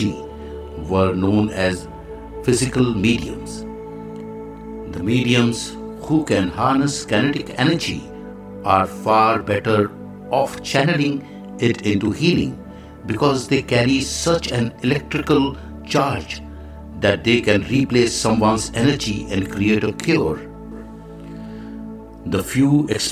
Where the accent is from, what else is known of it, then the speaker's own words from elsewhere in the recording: India; I am the Indian monk